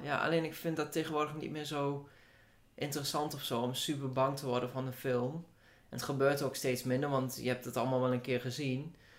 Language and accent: Dutch; Hengelo, Overijssel, Netherlands; Ik kom uit Hengelo